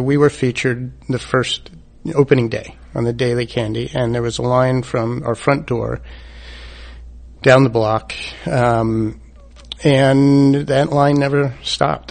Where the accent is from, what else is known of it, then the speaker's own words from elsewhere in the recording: East Coast, United States; moved away as an adult; also born or lived in San Francisco Bay Area / Santa Monica; I'm from the East Coast